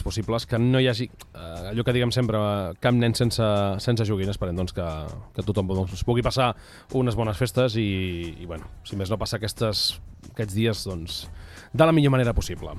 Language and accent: Catalan; Empordà, Catalonia, Spain; Jo, com a empordanès, que em sento